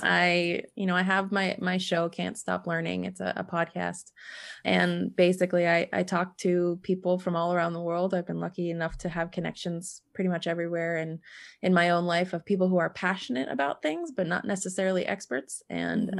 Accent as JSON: {"language": "English", "region": "East Coast of the US", "country": "United States", "tie": "born or raised there", "moved": "as an adult", "lives_now": "Montana, United States", "said": "I moved from my hometown back east um, on the east coast of the US over to Montana"}